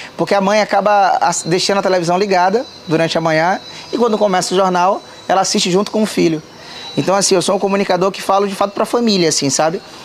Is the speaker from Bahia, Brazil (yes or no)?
yes; Salvador, Bahia, Brazil; Eu sou, sou um baiano, sou terapolitano, raiz